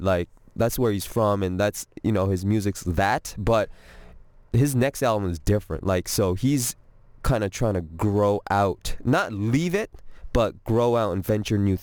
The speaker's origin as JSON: {"language": "English", "town": "Toronto", "region": "Ontario", "country": "Canada", "tie": "born or raised there", "moved": "as an adult", "lives_now": "Atlanta, United States", "said": "I was born in Toronto"}